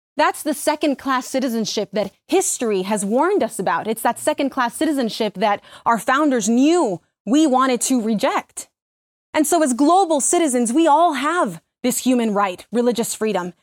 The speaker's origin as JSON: {"language": "English", "country": "Mexico", "tie": "born or raised there", "also_born_or_lived": "Miami", "moved": "yes", "said": "When I first came to this country, I was born in Mexico. I lived in Miami."}